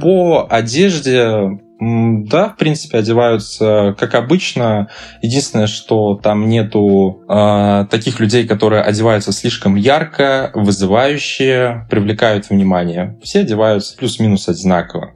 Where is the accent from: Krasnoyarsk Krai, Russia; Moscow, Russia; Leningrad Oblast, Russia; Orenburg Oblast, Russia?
Orenburg Oblast, Russia; Buguruslan; moved away; Я не так давно был в своем родном городе